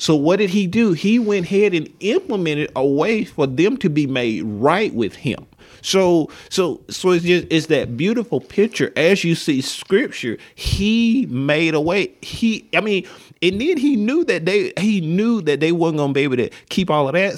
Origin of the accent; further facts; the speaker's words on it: Linden, Alabama, United States; moved away; I grew up in Linden, Alabama